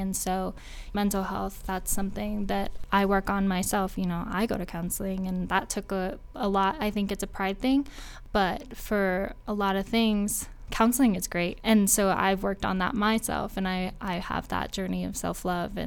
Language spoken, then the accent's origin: English; Cheyenne, Wyoming, United States; I was born in Cheyenne, Wyoming